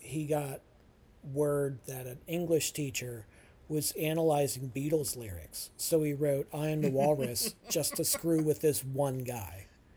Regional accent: United States; as an American living in Merca

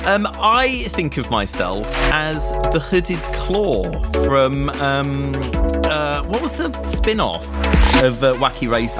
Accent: Essex, East of England, United Kingdom; I grew up in Essex

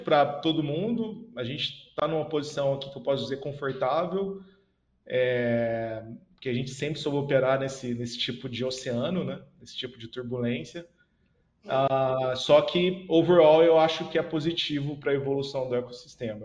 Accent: Franca, São Paulo, Brazil; minha cidade natal, que é Franca, né, no interior de São Paulo

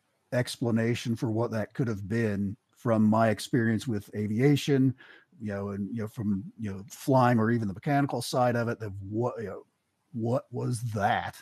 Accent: Eastern Kentucky, United States; moved away as an adult; I grew up in Eastern Kentucky

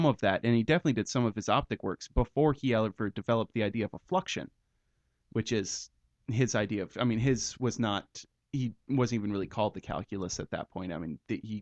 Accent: United States; we're from the United States

